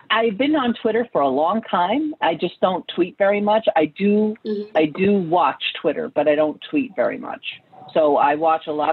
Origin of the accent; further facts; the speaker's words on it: New York, United States; Well, I'm from New York. Um, I, you know, but I don't really have a heavy New York accent.